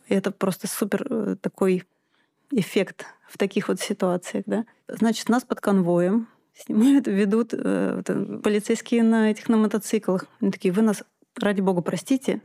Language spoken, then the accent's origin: Russian; Moscow, Russia; moved away as an adult; now in Altai Krai, Russia; я москвичка